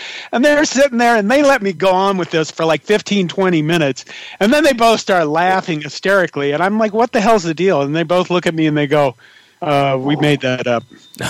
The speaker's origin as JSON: {"language": "English", "town": "Curtis", "region": "Nebraska", "country": "United States", "tie": "born or raised there", "moved": "yes", "said": "I went back to my hometown, and I was sitting at a bar, one of my hometown bars in Curtis"}